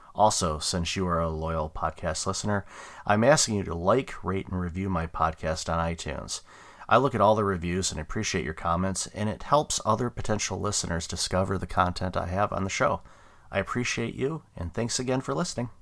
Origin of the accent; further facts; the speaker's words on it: Detroit, Michigan, United States; I grew up in Detroit